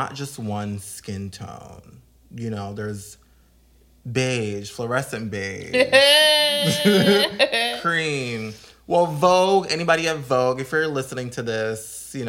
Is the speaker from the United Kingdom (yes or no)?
no; Jamaica; I'm also Jamaican